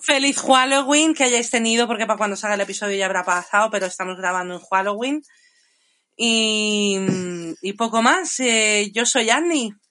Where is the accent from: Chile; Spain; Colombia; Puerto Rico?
Spain; moved away; also born or lived in England / London; era nacida en Inglaterra pero criada en España